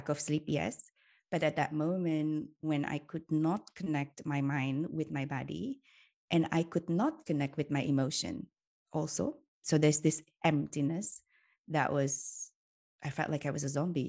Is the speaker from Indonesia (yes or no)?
yes; Indonesia; moved away as an adult; now in Switzerland; I grew up in Indonesia for most of my life.